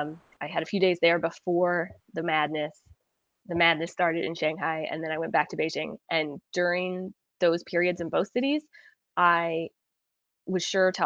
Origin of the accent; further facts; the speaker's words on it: Scotland, United Kingdom; the same tourist sites that you and I came all the way from Scotland to see